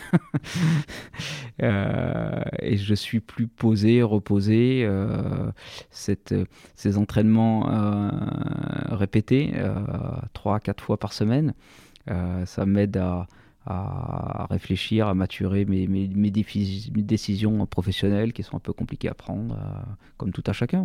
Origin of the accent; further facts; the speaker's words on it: Sassenage, Auvergne-Rhône-Alpes, France; also born or lived in Saint-Imier; Je suis né à Sassenage. J'ai fait toute ma scolarité, mon enfance euh, et toutes mes premières euh, opérations euh, sportives et même professionnelles sur, sur la commune de Sassenage.